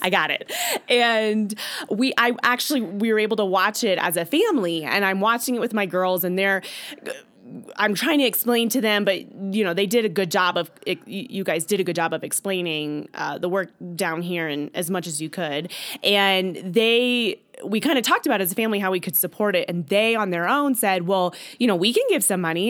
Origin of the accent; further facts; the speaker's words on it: Stuart, Florida, United States; I am from Stuart, Florida, and attend church there